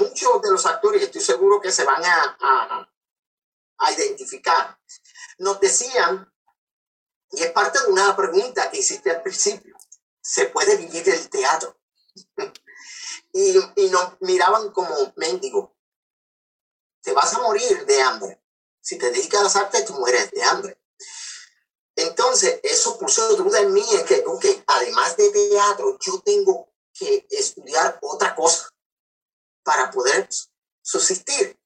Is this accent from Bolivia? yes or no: no; Ponce, Puerto Rico; also born or lived in Coamo, Puerto Rico; yo soy natural de Ponce, Puerto Rico, y adoptado en la ciudad de Coamo, Puerto Rico.